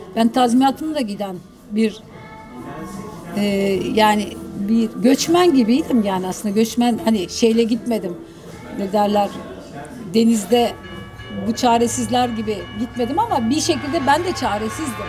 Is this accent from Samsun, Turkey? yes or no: yes; Terme, Samsun, Turkey; yaşadığım küçük bir kasabaydı. Ee, terme, Karadeniz'de küçük, deniz kıyısına yakın